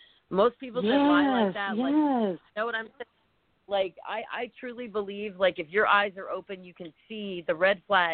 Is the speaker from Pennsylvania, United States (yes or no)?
yes; Philadelphia, Pennsylvania, United States; I was born in Philadelphia, but I have family in the middle of nowhere, Pennsylvania